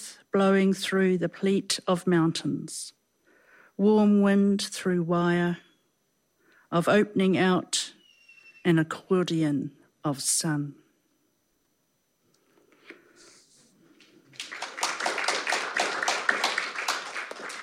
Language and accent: English; Tuatapere, Southland, New Zealand; I was born in Southland, Tuatapere